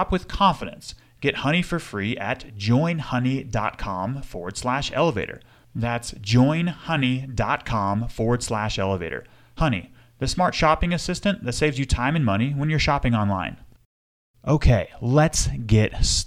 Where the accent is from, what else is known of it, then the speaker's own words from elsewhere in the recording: Bozeman, Montana, United States; beautiful Bozeman, Montana, my hometown